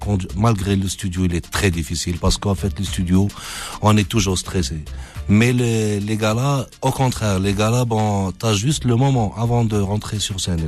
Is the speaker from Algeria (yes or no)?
yes; Algeria; en tant qu'Algérien, que c'est normal que voilà, j'aime mon pays